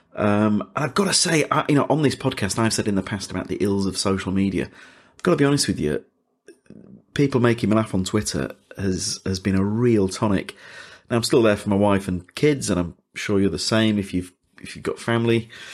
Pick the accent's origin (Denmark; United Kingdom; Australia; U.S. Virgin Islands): United Kingdom; Leeds, Yorkshire and the Humber; now in London, United Kingdom; I'm from Leeds